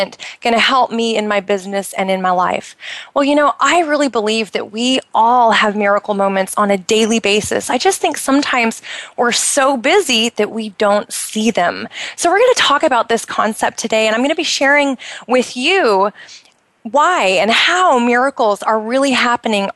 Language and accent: English; United States; now in Bahrain; I'm originally from the United States